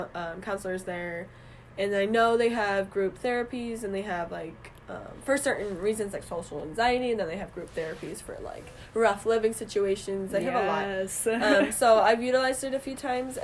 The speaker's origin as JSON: {"language": "English", "town": "Burlington", "region": "Massachusetts", "country": "United States", "said": "I'm from Burlington, Mass, so not too far from school"}